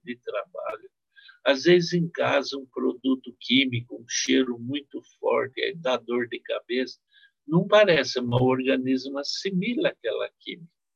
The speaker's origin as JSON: {"language": "Portuguese", "town": "Marília", "region": "São Paulo", "country": "Brazil", "tie": "born or raised there", "said": "No interior onde eu nasci, em Marília"}